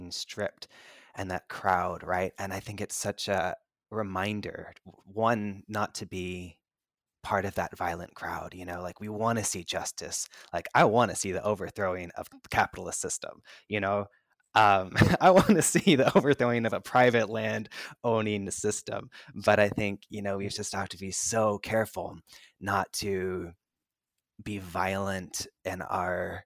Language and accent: English; United States; I'm Chinese American